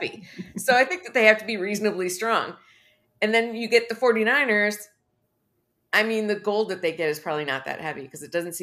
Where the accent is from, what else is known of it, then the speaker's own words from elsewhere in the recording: Texas, United States; I'm a Texan